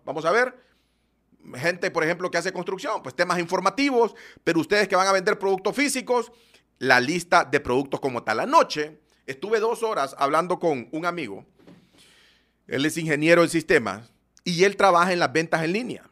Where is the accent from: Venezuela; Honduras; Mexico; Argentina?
Honduras; Yo soy de Honduras